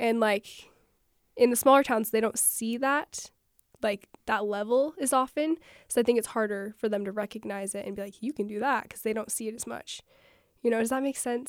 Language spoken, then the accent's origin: English; Panguitch, Utah, United States; moved away as an adult; I'm from Penguich